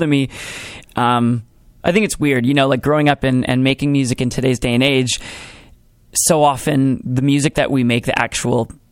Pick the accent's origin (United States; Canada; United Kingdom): Canada; Brandon, Manitoba; moved away as an adult; now in Winnipeg, Canada; I grew up in Brandon, Manitoba.